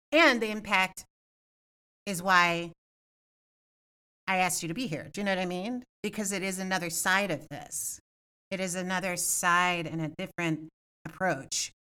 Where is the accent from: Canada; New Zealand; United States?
United States; Evanston, Illinois; I also want to do a keynote speech in Evanston, right? In my hometown and and talk about this stuff.